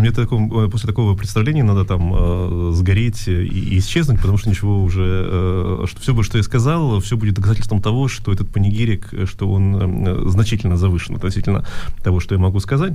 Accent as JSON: {"language": "Russian", "country": "Russia", "tie": "born or raised there", "first_language": "Russian", "moved": "yes", "lives_now": "Germany", "said": "я родился в России, и русский мой первый язык"}